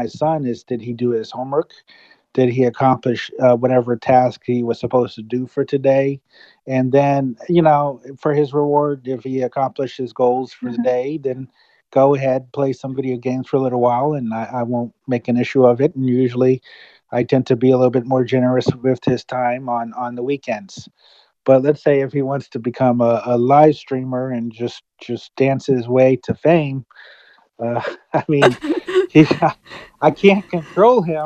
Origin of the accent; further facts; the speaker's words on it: United States; I'm American